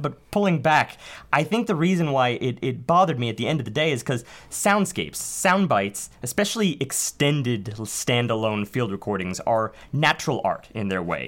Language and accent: English; New York City, New York, United States; being New Yorkers